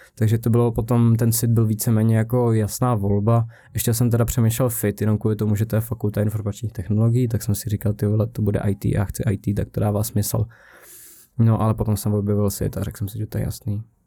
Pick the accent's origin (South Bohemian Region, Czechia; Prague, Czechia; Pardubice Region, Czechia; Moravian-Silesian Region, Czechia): South Bohemian Region, Czechia; also born or lived in Písek; já jsem z Jihu, takže jsem byl v týdně na Lutovu na základce a potom jsem šel do Písku